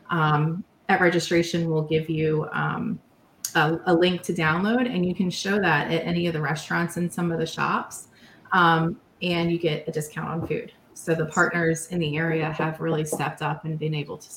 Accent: Maryland, United States; I grew up in Maryland

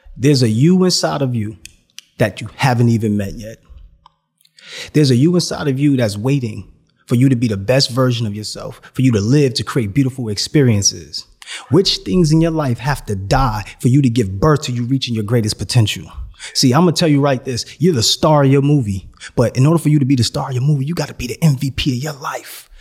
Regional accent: New York City, New York, United States; I'm from New York City

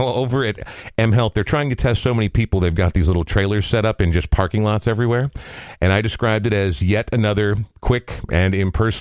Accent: Coon Rapids, Minnesota, United States; growing up in Coon Rapids was not ideal

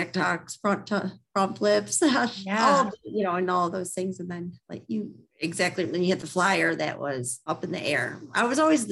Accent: Livonia, Michigan, United States; I grew up in Livonia, Michigan my whole life.

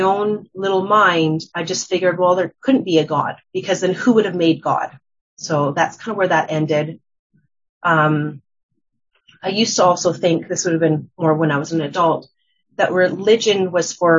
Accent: Calgary, Alberta, Canada; I'm from Calgary, Alberta as well.

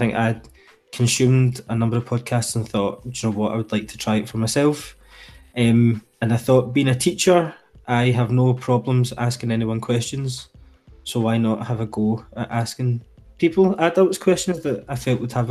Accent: Glasgow, Scotland, United Kingdom; I am from Glasgow in Scotland

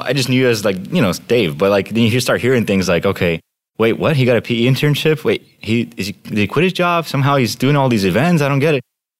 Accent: Miami, Florida, United States; moved away as an adult; also born or lived in Russia; I'm from the East Coast, originally from Russia. Then I lived in Miami, grew up there to University of Florida

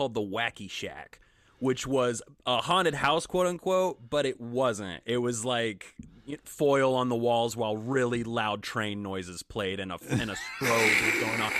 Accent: Wichita, Kansas, United States; I grew up in Wichita, Kansas

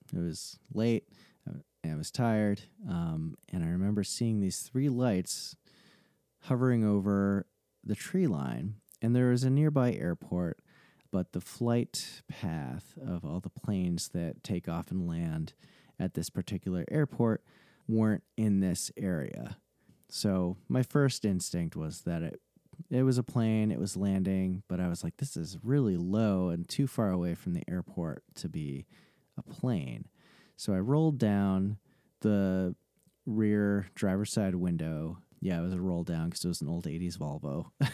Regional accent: New England, United States; So I grew up in New England and I've lived here pretty much my whole life

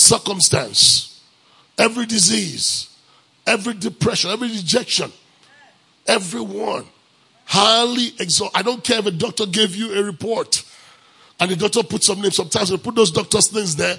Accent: Nigeria; moved away; I'm from Africa. Where in Africa? Nigeria.

